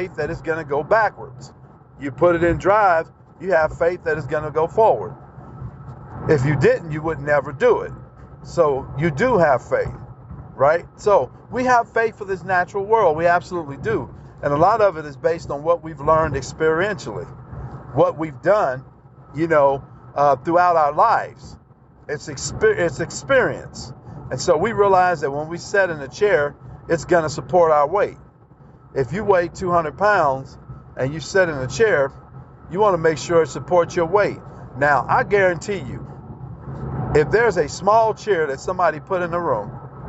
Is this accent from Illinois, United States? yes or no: no; Texas, United States; I'm from Texas